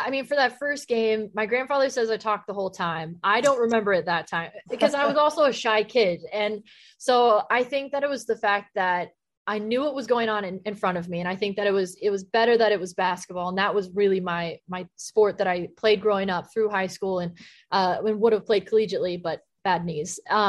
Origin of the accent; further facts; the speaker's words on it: Texas, United States; You know, I grew up in Texas. So in elementary school, I was the only girl at recess playing football with the boys.